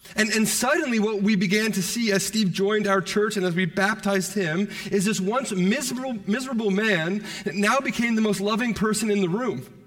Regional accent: Toronto, Ontario, Canada; I'm from Toronto

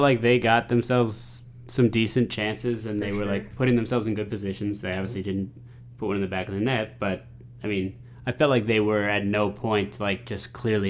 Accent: United States

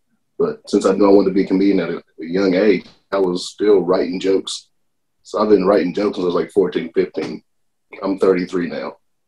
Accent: Elizabethtown, Kentucky, United States; So, I was born and raised in Elizabethtown, Kentucky. It's about 40 miles south of Louisville. Small town.

